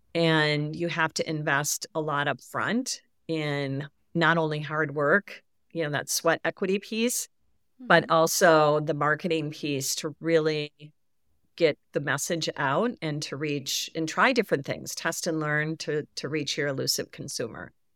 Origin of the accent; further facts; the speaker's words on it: Midwest, United States; I grew up in the Midwest. My I live in the Midwest.